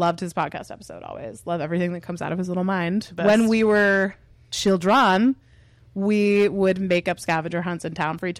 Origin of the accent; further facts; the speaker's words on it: Cape Cod, Massachusetts, United States; I'm from Cape Cod, originally, actually, year-round, not summering.